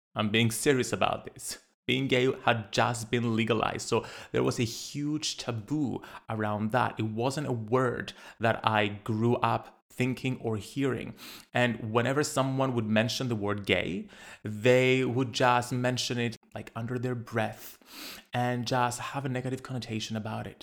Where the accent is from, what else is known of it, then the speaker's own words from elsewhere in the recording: Cyprus; Growing up in Cyprus, a little island in the Mediterranean